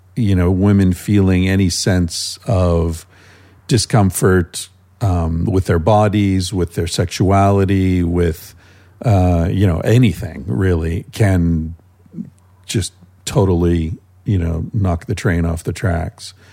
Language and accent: English; United States; moved away as an adult; also born or lived in Spain; I lived in Spain for 25 years, pretty much my whole adult life. And uh, being back in America